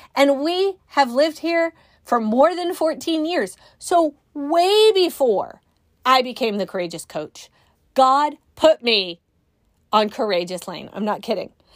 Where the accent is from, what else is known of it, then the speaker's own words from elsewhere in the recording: Northern California, United States; now in Midwest, United States; I grew up in Northern California